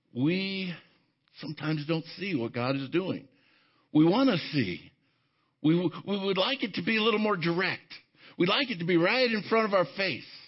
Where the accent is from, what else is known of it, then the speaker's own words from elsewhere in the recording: Arvada, Colorado, United States; I grew up in Arvada, right here in the Denver area